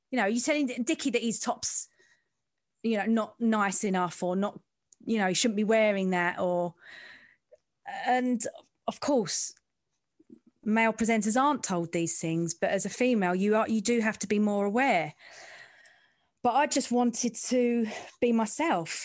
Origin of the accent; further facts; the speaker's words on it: London, United Kingdom; I'm from the East End